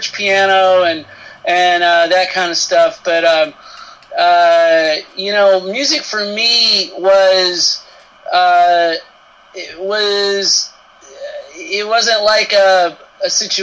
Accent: Marlton, Arkansas, United States; I grew up in Marlton, Arkansas, which is a pretty small town in central Arkansas

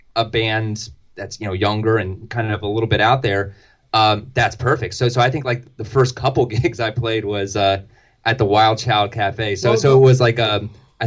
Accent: Delaware, United States; growing up in Delaware, that meant going to Philly a lot

